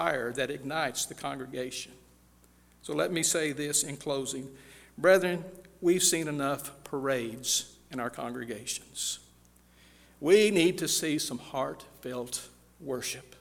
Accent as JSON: {"language": "English", "region": "California", "country": "United States", "tie": "born or raised there", "said": "I grew up in California in a little town of about 10,000"}